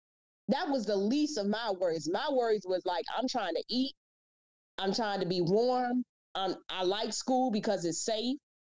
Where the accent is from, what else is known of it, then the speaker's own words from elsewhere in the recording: Washington, District of Columbia, United States; You do know I'm from Southeast DC, right?